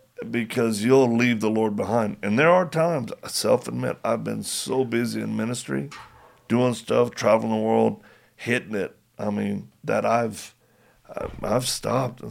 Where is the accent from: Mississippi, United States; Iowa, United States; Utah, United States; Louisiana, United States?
Louisiana, United States; moved away; also born or lived in California; Went back to my home state.